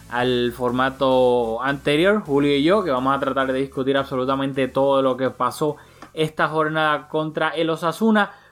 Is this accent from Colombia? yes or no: no; Puerto Rico; como boricua sabemos lamentablemente lo que pasó en Puerto Rico hace, hace poco con el huracán María